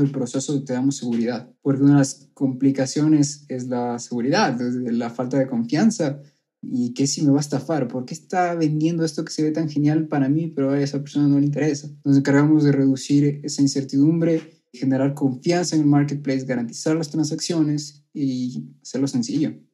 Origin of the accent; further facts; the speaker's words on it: Ecuador; also born or lived in Colombia; yo soy ecuatoriano